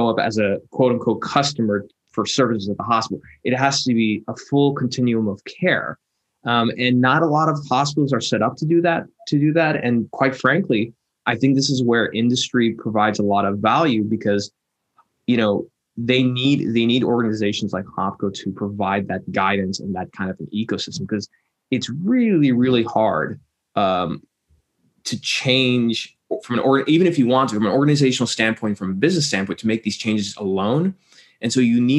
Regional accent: Texas, United States; now in Silicon Valley, United States; originally I'm from Texas

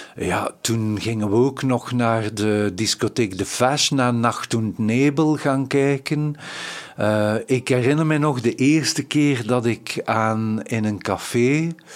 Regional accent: Ghent, Flanders, Belgium; als Gentse eh, jongens en meisjes

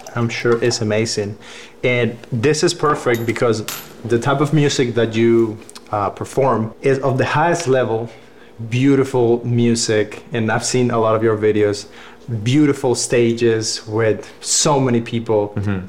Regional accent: Cuba; English is a second language; moved away as an adult; also born or lived in Cleveland, Tennessee / Atlanta; now in United States; I grew up in Cuba. I came to America when I was like 21

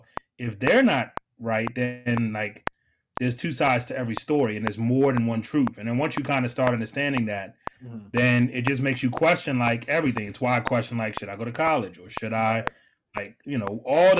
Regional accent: Liberia; also born or lived in Washington, D.C. / London / Atlanta; I actually lived in D.C. first. So I was born in Liberia.

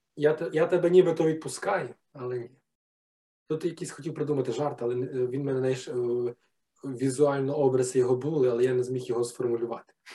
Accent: Ivano-Frankivsk Oblast, Ukraine; я е, з Франківської області, і ми ну тоді ще був Галицький район

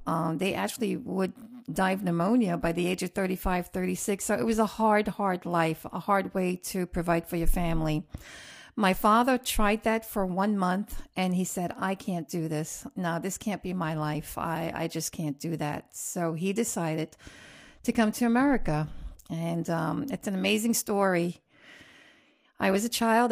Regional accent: Roubaix, Hauts-de-France, France; also born or lived in Queens, New York; now in United States; I was born in Roubaix, France

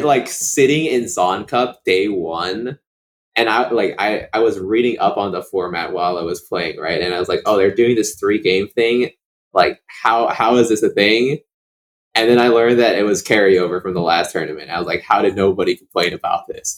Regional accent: Boston, Massachusetts, United States; also born or lived in Maryland; now in Cambridge, United States; I grew up in Boston, so or like oh, around the Boston suburbs

